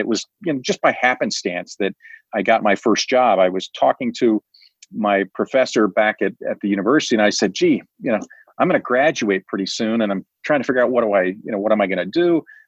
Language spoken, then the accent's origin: English; Kansas City, Missouri, United States; I grew up in Kansas City, so lifelong Kansan.